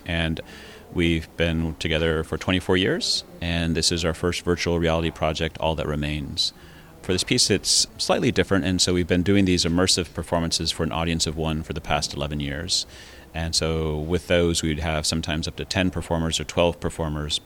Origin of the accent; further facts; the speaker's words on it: United States; moved away as an adult; also born or lived in Taiwan; I'm an American